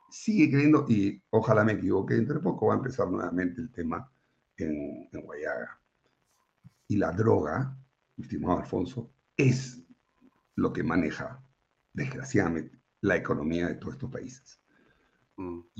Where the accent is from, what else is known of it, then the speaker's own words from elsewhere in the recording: Colombia; Yo no podía creer que un pueblo como el colombiano, bueno, tampoco nunca me imaginé que nosotros íbamos a estar en esta situación